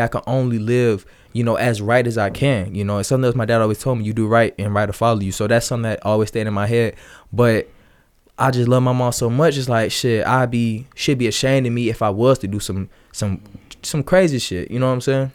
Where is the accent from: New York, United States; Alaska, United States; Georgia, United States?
Georgia, United States; Atlanta area; born or raised there; also born or lived in Ellenwood, Georgia / Riverdale, Georgia